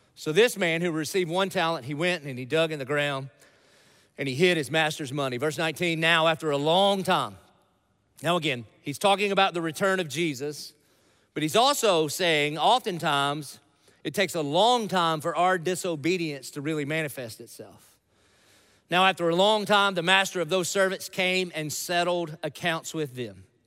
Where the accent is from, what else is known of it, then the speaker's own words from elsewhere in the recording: Dillon, South Carolina, United States; I grew up in Dillon, South Carolina